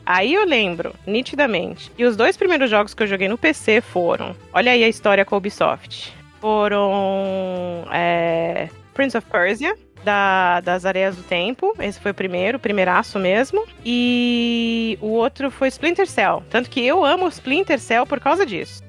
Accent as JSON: {"language": "Portuguese", "country": "Germany", "tie": "born or raised there", "moved": "yes", "lives_now": "Brazil", "said": "eu nasci na Alemanha"}